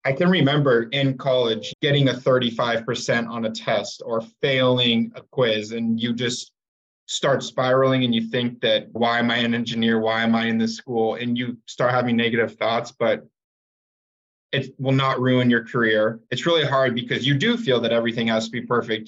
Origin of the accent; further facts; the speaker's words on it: Tempe, Arizona, United States; also born or lived in Phoenix area, Arizona; I'm from Tempe, Arizona, grew up in Phoenix area